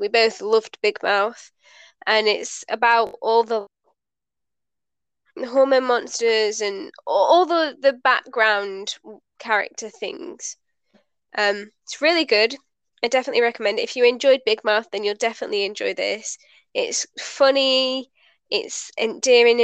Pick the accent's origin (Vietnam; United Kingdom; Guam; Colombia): United Kingdom; we are British